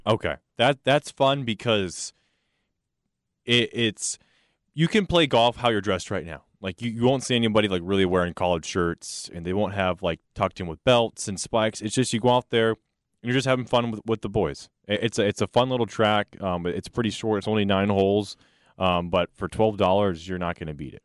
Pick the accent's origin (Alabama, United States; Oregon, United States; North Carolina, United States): North Carolina, United States; now in Texas, United States; I'm from North Carolina